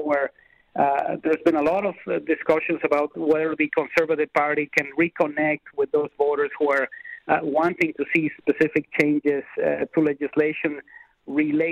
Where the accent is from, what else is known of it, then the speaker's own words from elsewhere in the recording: Mexico; now in Canada; being an immigrant as I am to this country, I am from Mexico originally